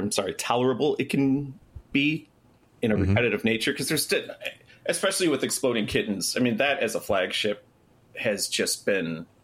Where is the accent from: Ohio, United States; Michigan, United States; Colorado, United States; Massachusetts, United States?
Michigan, United States; Right here, Southeast Michigan.